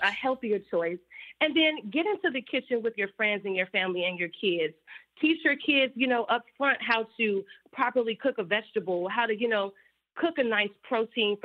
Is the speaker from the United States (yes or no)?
yes; Chicago, Illinois, United States; a fellow Chicago native, the FLOTUS, our forever FLOTUS, she, you know, saw the work that I was doing in the community of Chicago, my hometown